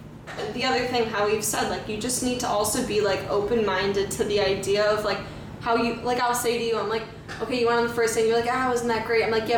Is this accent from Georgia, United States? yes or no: no; Chicago, Illinois, United States; I'm from Chicago.